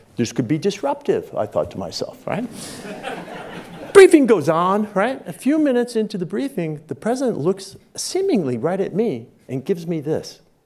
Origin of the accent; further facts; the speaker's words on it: Michigan City, Indiana, United States; moved away; I'm from Michigan City, Indiana.